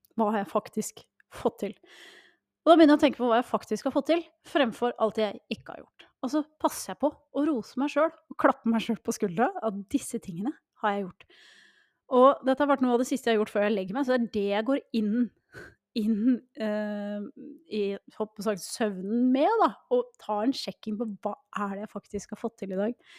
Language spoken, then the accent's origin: Norwegian; Norway; vi nordmenn